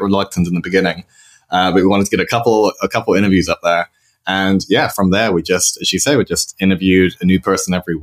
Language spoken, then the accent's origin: English; United Kingdom; moved away as an adult; also born or lived in London / Spain; now in San Francisco, United States; I'm British, like yourself, but I've been living here in San Francisco for about 3.5 years now